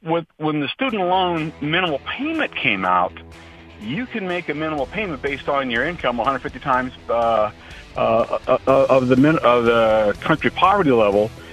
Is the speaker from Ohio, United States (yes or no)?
yes; Akron, Ohio, United States; I was raised in Akron, Ohio